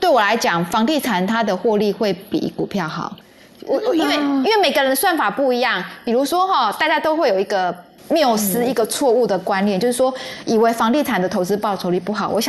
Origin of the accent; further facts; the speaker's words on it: Yunlin County, Taiwan; 其实我跟楚文很像，因为楚文是高雄人，我是云林人啊。